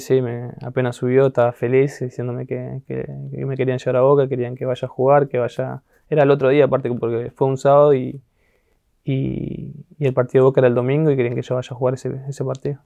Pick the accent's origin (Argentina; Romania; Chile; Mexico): Argentina; San Justo, Buenos Aires Province; moved away as an adult; also born or lived in Europe; Vivía en un barrio llamado La Justina, que es ahí en San Justo, cerca de la rotonda de San Justo